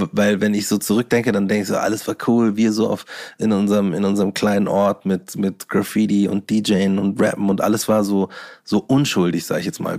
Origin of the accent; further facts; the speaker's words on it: Bavaria, Germany; ich bin Bayer, egal was ihr sagt oder was ihr gerne hättet, dass ein Bayer ist oder wie ein Bayer ausschaut, so ich bin's